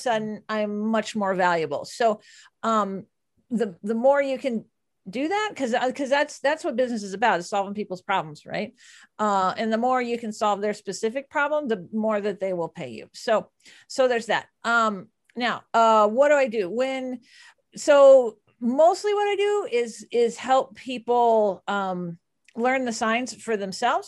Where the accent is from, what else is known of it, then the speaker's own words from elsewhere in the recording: Texas, United States; I'm from Texas